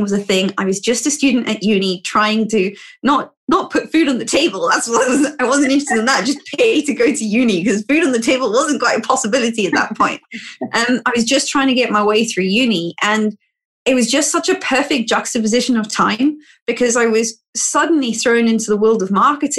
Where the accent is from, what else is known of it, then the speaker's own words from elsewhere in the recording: Cape Town, Western Cape, South Africa; moved away as an adult; now in United Kingdom; I'm actually from Cape Town in South Africa, and I came to the UK because I was offered a job placement